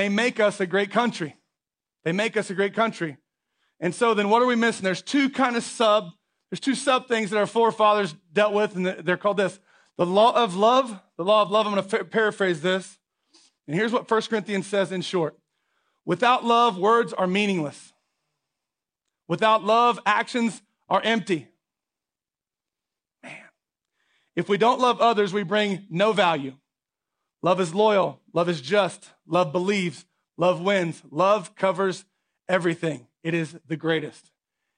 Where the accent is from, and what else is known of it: United States